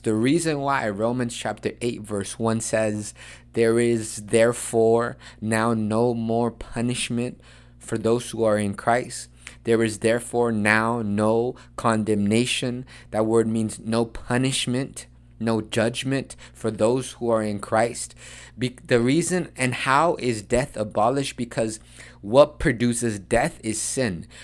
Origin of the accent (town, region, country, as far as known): United States; accent: Chicano; English is a second language